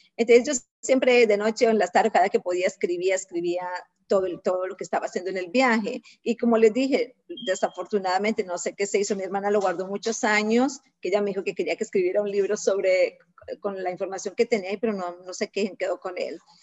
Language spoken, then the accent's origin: Spanish; Colombia; moved away as an adult; now in United States; soy colombiana, 100%